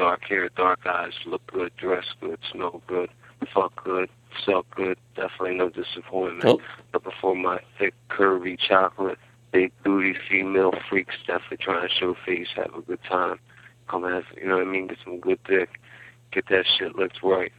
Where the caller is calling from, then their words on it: Philadelphia, Pennsylvania, United States; This is your boy … calling out of South Philly. I'm Italian, 30 years old, 6 foot, slim, medium built.